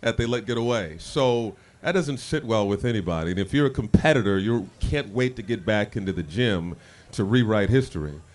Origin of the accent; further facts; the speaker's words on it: Indianapolis, Indiana, United States; moved away as an adult; also born or lived in Brooklyn; now in Minneapolis, United States; growing up in Indianapolis